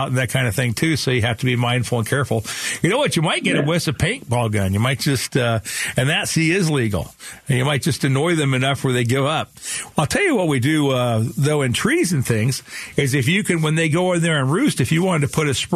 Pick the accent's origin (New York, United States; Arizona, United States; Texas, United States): Arizona, United States; Phoenix; I grew up here in Sunny Slope